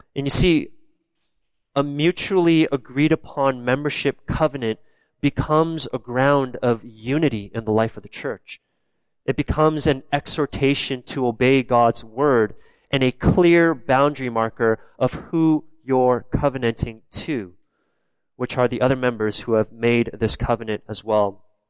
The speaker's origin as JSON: {"language": "English", "country": "Canada", "tie": "born or raised there", "said": "I'm born and raised in Canada, but my background is South Korean"}